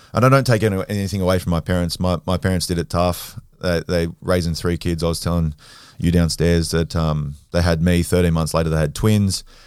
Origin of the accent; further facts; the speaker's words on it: Sydney, New South Wales, Australia; I'm from Western Sydney. Um, grew up, I was born at Westmead Hospital. Um, grew up in and around the Hills District area, so like Kellyville, Rouse Hill, uh, Norwest